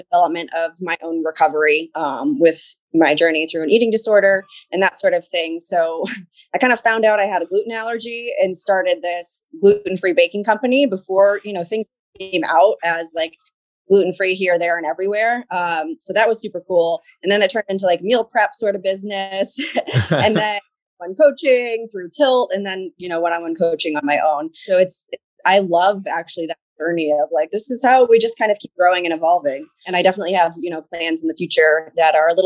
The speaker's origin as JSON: {"language": "English", "town": "Franklin", "region": "Massachusetts", "country": "United States", "said": "I'm from Franklin, Mass"}